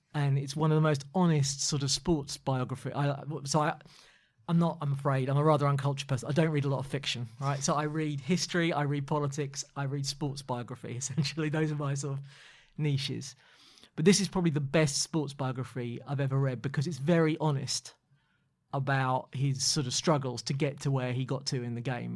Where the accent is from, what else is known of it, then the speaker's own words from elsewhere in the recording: London, United Kingdom; as a Londoner